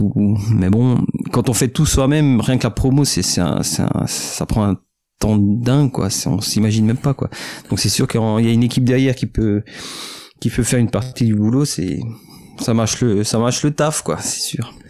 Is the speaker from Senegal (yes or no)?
no; Alsace, Grand Est, France; on vient d'Alsace, euh, c'est la bière et les bretzels